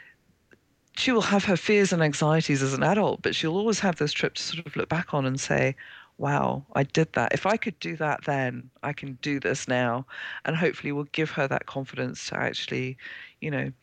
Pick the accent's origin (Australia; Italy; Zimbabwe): Zimbabwe; moved away; I was born in Zimbabwe, Rhodesia as it was then